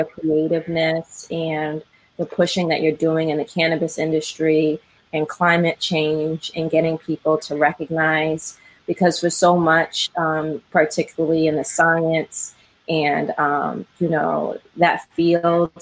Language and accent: English; Brockton, Massachusetts, United States; now in Cambridge, United States; I grew up in South Shore in Brockton.